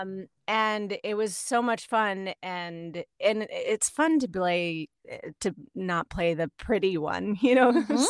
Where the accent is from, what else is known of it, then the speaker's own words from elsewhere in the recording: Virginia, United States; moved away as an adult; also born or lived in Chicago; now in Los Angeles, United States; I'm originally from Virginia